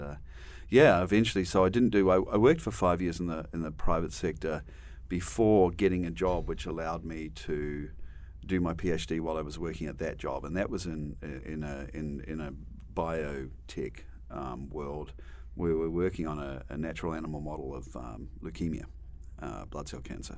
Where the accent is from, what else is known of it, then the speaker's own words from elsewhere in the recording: New Zealand; moved away as an adult; also born or lived in Australia; now in United States; I grew up in New Zealand